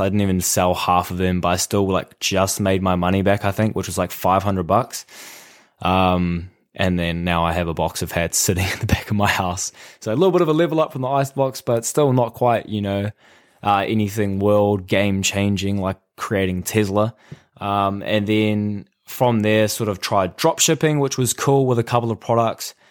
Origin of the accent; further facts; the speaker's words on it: New Zealand; I am from New Zealand